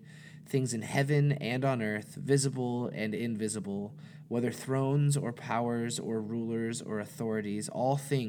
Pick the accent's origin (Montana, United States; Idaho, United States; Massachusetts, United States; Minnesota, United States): Montana, United States; I was born and raised in Montana